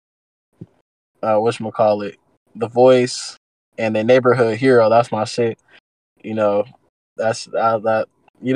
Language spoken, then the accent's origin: English; Antioch, California, United States; I'm from Antioch, and I'm from Antioch, California